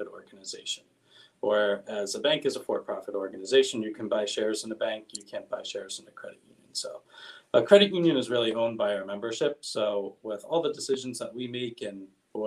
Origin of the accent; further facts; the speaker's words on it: West Chester, Pennsylvania, United States; I'm originally from Westchester